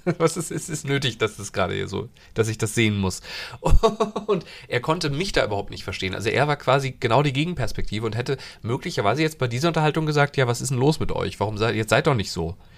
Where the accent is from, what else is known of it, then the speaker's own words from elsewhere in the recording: Hesse, Germany; moved away; also born or lived in Thuringia; ich bin ja in Hessen aufgewachsen